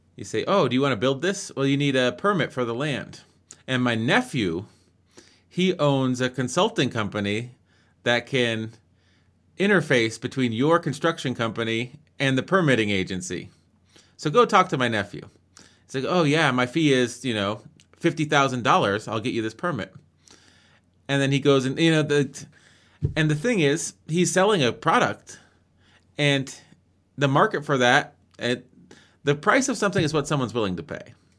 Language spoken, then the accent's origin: English; Colorado, United States; I'm from Colorado